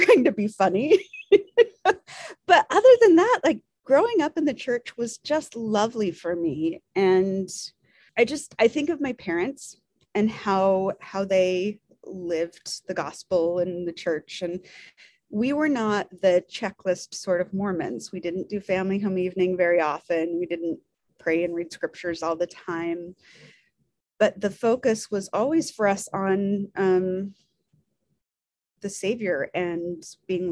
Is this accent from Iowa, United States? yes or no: no; Tooele, Utah, United States; now in Provo, United States; I was raised in Tooele, Utah. So, you know, grew up here. I'm a Utah girl